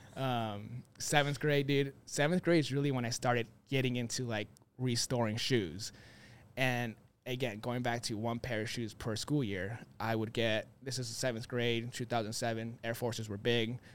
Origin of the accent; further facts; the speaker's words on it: Phoenix, Arizona, United States; born and raised here in Phoenix